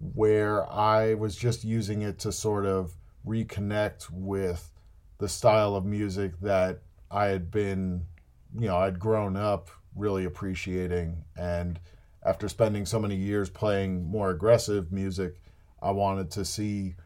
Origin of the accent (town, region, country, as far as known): New Jersey, United States; born or raised there